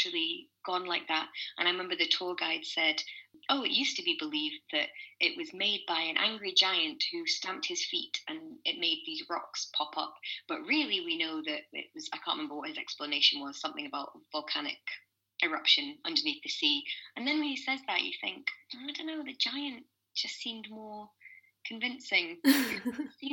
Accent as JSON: {"language": "English", "region": "Scotland", "country": "United Kingdom", "said": "being a Scottish girl"}